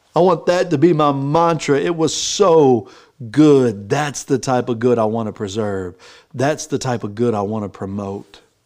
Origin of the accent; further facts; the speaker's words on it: Texas, United States; I'm from Texas